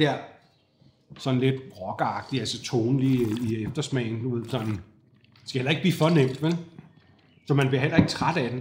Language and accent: Danish; Fredensborg, Capital Region of Denmark, Denmark; Altså nu er jeg vokset op i Fredensborg